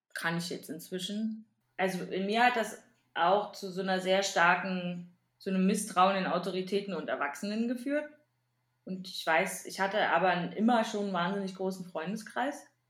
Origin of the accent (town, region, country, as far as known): East Germany, Germany